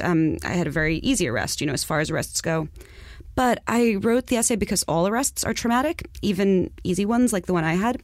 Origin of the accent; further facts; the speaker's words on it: New York City, New York, United States; I'm from Far Rockaway